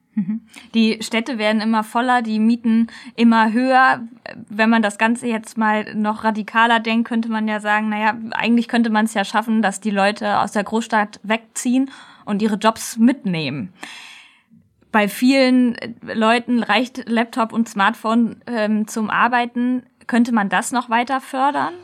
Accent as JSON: {"language": "German", "area": "near Kassel", "region": "Hesse", "country": "Germany", "said": "Ich komme ja aus der Nähe von Kassel"}